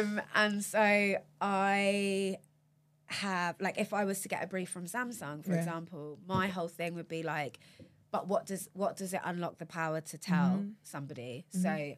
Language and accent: English; Watford, East of England, United Kingdom; born or raised there